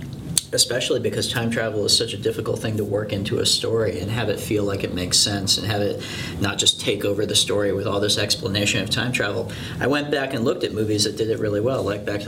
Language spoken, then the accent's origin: English; San Clemente, California, United States; growing up in San Clemente, it is a, you know, it was a really bright, beautiful, clean beach town